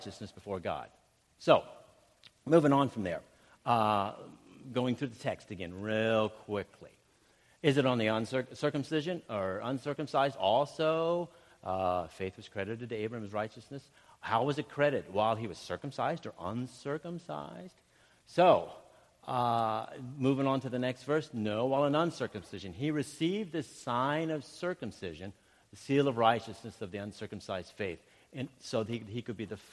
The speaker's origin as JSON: {"language": "English", "region": "Ohio", "country": "United States", "said": "I'm from Ohio"}